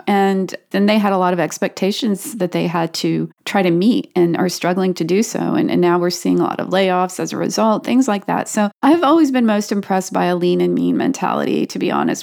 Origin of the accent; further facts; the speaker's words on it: North Carolina, United States; now in Austin, United States; I grew up in North Carolina